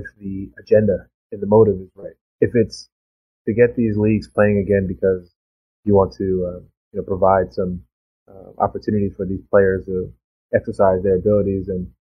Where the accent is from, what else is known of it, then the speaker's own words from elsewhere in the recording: Bahamas; also born or lived in Florida; now in United States; my home country, the Bahamas